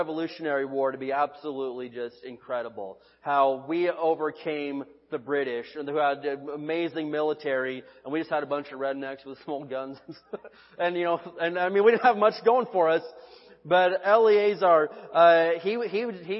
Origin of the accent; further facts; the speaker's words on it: United States; I'm an American citizen